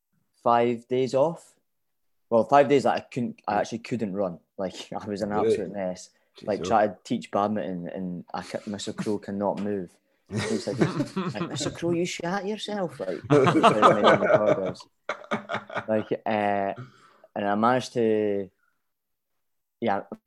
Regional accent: Dundee, Scotland, United Kingdom; I'm from Dundee.

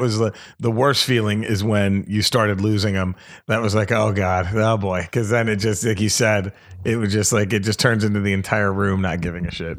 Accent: Dallas, Texas, United States; I'm from Dallas

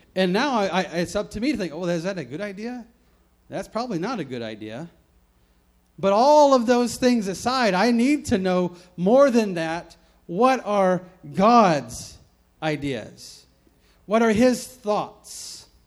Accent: the South, United States; moved away; I grew up in the South, many many states away from here

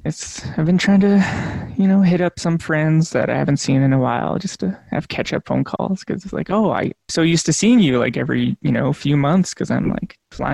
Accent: Lac La Biche, Alberta, Canada; now in Edmonton, Canada; Living in Amiskwetchi, this is Treaty 6 territory, but I'm from up north in still Treaty 6 territory, actually. Lac-La-Biche area I grew up. Beaver Lake is my band, and I am mixed Cree and miscellaneous things. Finnish and French and all that. Yeah, so I'm here in the polar vortex in Edmonton.

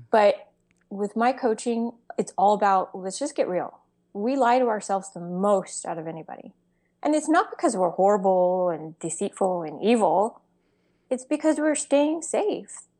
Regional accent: Texas, United States; I'm from Texas

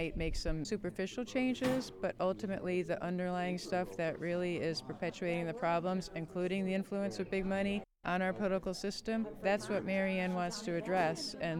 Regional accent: Connecticut, United States; I'm from Connecticut.

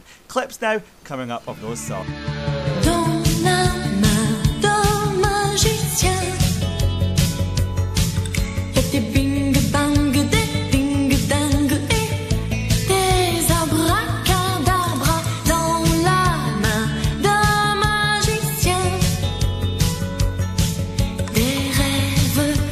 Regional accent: Scotland, United Kingdom; I'm Scottish

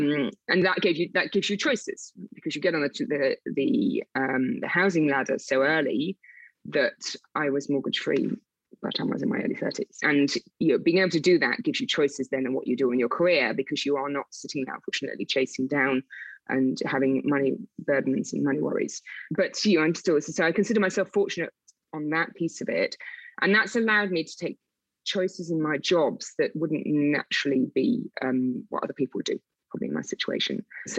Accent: South West England, United Kingdom; accent: Wiltshire; I used to have a Wiltshire accent, to talk about my accent, I lost that really quickly because I got really picked on when I started in the city. So the Wiltshire accent had to go fast, but it sometimes creeps back.

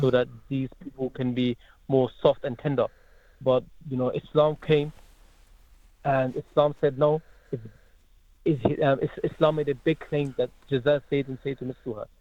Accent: Croydon, London, United Kingdom; moved away as an adult; also born or lived in Germany; now in Hamilton, New Zealand; that's where I lived for almost, you know, 12 to 13 years in Croydon, South London

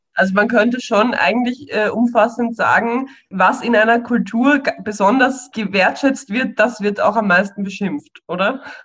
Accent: Vienna, Austria; wir in Wien

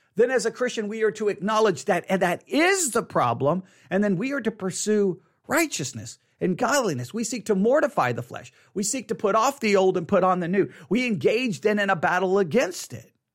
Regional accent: Texas, United States; I was born in Texas. On Texas Independence Day, for crying out loud. You can't be more Texan than being born in Texas on Texas Independence Day

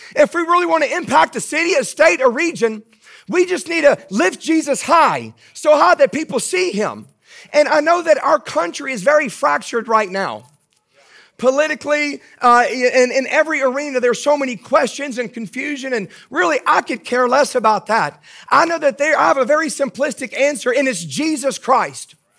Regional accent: Baton Rouge, Louisiana, United States; accent: Southern; I am from Baton Rouge. That's my hometown, born and raised in Baton Rouge.

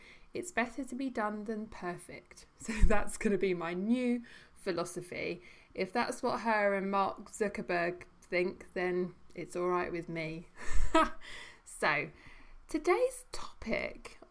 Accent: United Kingdom; as British people

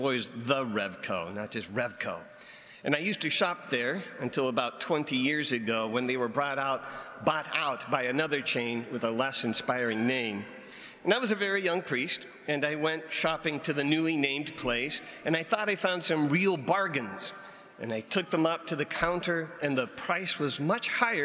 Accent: United States; as an American

